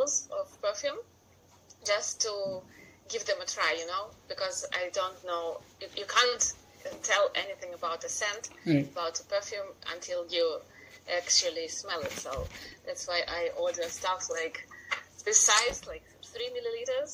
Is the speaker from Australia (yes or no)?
no; Russia; first language Russian; English is a second language; also born or lived in Chelyabinsk, Russia; I'm from Russia. I live in the city of Chelyabinsk.